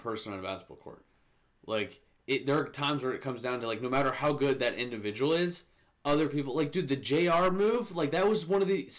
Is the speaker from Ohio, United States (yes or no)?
yes; Ohio, United States; growing up in Ohio